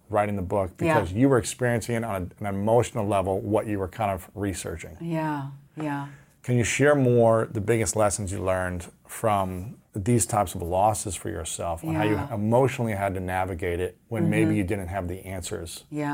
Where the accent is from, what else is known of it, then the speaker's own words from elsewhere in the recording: Ohio, United States; It wasn't acceptable, especially as an athlete growing up in Ohio.